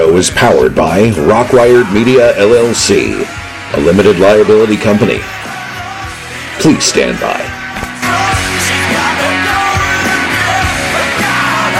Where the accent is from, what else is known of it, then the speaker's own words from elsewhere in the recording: Silver Spring, Maryland, United States; me and the band come from the same state of Maryland. They're from around the Baltimore area. I'm from the Silver Spring area